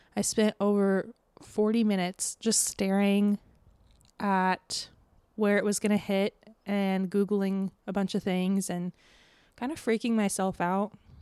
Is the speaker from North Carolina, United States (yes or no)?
no; Tampa, Florida, United States; moved away; my hometown